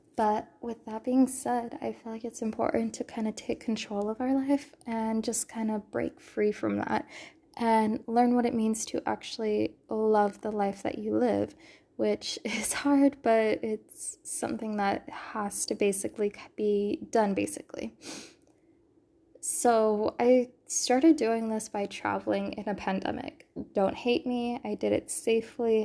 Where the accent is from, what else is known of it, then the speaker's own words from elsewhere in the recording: California, United States; moved away; I'm a born and raised Californian